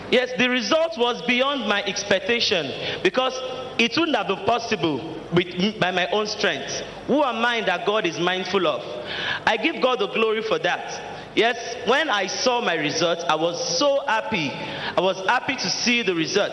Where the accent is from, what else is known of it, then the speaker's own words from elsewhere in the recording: Delta, Nigeria; now in Lagos, Nigeria; I am from Delta State